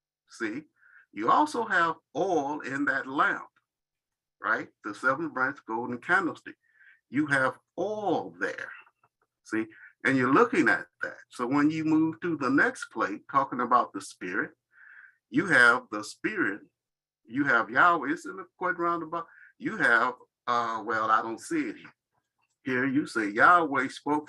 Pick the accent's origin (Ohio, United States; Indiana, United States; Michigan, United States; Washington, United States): Michigan, United States; Muskegon; I'm from Muskegon.